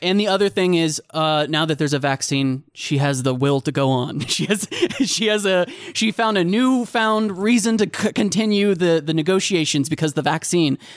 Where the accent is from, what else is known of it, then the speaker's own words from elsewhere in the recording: United States; as an American